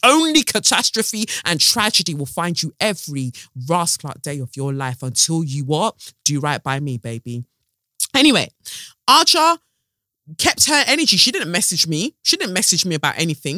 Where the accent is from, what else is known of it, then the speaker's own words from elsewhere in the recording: United Kingdom; as Black British women